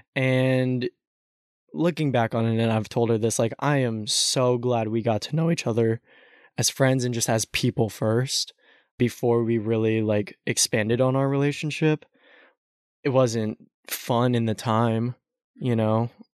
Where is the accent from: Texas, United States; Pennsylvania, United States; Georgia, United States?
Texas, United States; growing up in Texas